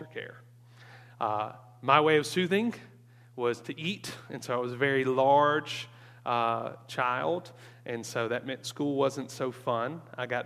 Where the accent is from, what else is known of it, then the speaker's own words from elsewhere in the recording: Mississippi, United States; Born and raised in Mississippi, grew up in the shadow of my grandfather